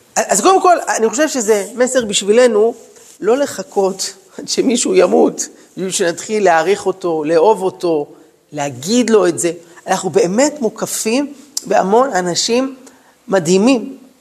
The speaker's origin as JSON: {"language": "Hebrew", "town": "Jerusalem", "region": "Jerusalem District", "country": "Israel", "tie": "born or raised there", "said": "אני גדלתי בירושלים, בשכונה של דוסים"}